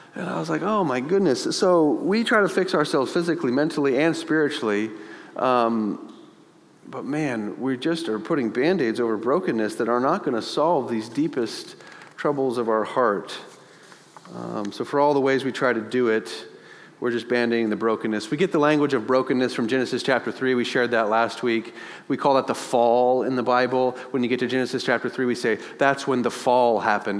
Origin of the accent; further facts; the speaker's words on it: United States; We are in America